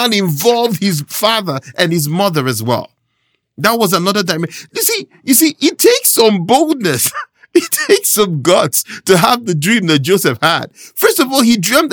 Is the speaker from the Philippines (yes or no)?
no; Nigeria; moved away; I was born and raised in Nigeria, and there's a phrase that we have back home